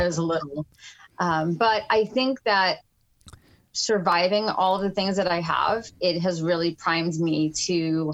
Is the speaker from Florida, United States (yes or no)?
yes; Fort Lauderdale, Florida, United States; also born or lived in New York City; We lived in Fort Lauderdale at the time. We moved down from New York City